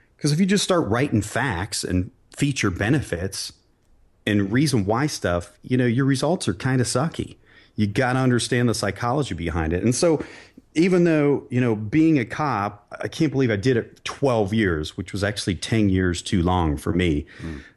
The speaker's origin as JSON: {"language": "English", "town": "Barberton", "region": "Ohio", "country": "United States", "tie": "born or raised there", "said": "I grew up in Barberton, Ohio, a blue collar town"}